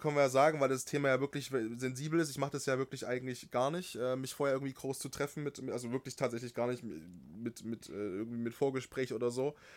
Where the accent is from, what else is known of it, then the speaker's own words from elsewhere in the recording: Altenberg area, Saxony, Germany; in Altenberg, ne, in meiner Heimat da in der Ecke